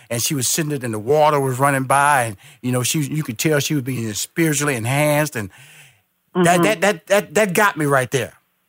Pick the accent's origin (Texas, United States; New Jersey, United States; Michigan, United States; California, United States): Texas, United States; Houston; now in Atlanta, United States; Now he had a restaurant in Houston where I'm originally from. I was born and raised in Houston. Yep. I'm now based in Atlanta, Georgia